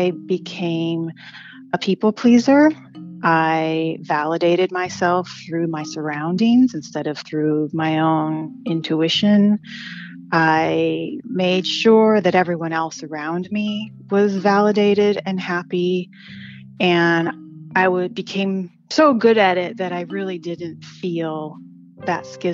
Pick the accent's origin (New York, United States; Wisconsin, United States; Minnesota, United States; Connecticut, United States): Wisconsin, United States; I grew up in Wisconsin in the mid-70s and 80s